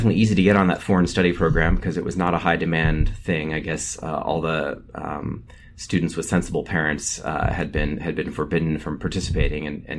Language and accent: English; California, United States; So I grew up in California in the San Francisco Bay Area, which has always had a lot of people from all around Asia.